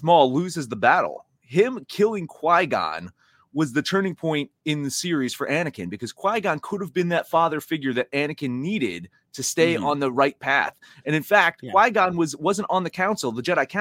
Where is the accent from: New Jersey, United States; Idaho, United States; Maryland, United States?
New Jersey, United States; moved away; that's my hometown right there. It's a shitty little small Jersey town